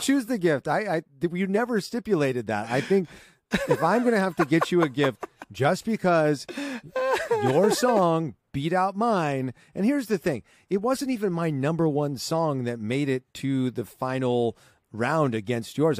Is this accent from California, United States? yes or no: yes; Southern California, United States; I grew up in Southern California